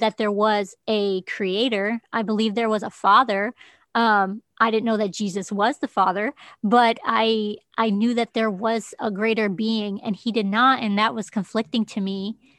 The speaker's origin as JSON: {"language": "English", "country": "United States", "said": "I'm the American you"}